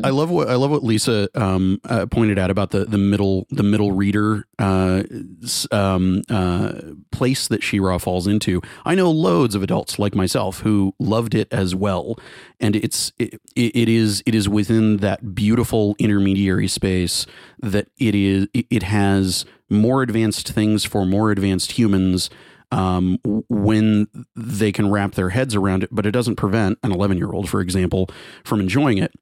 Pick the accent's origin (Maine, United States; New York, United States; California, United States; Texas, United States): Texas, United States; Garland; the name of the town is a, is a, is a melding of Garland, where I'm from